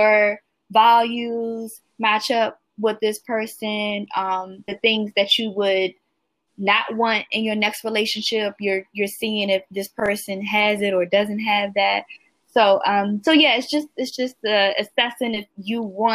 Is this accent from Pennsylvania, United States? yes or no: no; Washington, District of Columbia, United States; I'm from Washington, D.C. in the United States